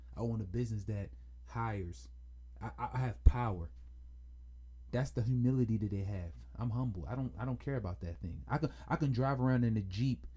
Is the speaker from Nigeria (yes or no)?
no; Jamaica; being Jamaican, I'm familiar with that culture very, very, very, very, very, very well